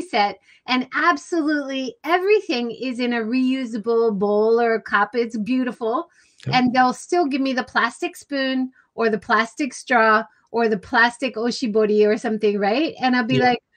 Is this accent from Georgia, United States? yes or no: no; Hawaii, United States; I grew up in Hawaii.